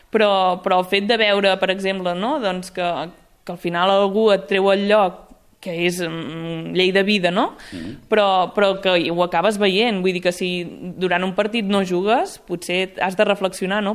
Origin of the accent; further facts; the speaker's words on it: Sant Hipòlit de Voltregà, Catalonia, Spain; sóc de Sant Hipòlit de Voltregà